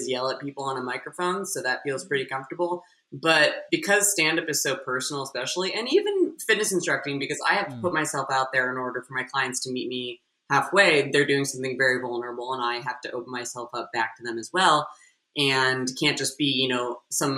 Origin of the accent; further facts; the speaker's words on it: Seattle, Washington, United States; also born or lived in East Coast; now in Los Angeles, United States; I'm from Seattle.